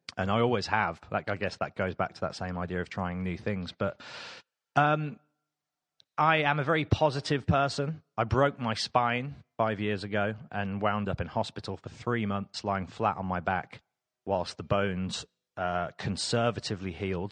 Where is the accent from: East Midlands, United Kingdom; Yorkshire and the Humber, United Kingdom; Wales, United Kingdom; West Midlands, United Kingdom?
West Midlands, United Kingdom; Birmingham; moved away as an adult; now in London, United Kingdom; I am from Birmingham